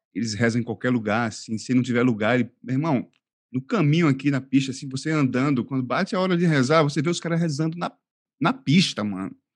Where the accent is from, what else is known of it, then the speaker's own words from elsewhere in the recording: Northeast Region, Brazil; accent: Nordestino; now in Al Ain, United Arab Emirates; eu ser do Nordeste, como vocês devem ter percebido, meu sotaque, é, é de uma região quente